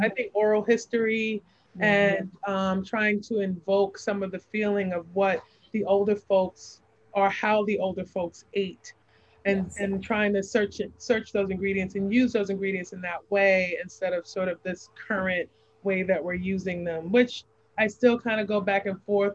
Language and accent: English; New York City, New York, United States; now in Savannah, United States; I was born and raised in New York City